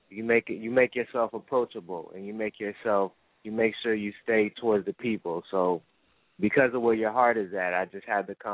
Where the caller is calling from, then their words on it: New Jersey, United States; I'm calling from Jersey.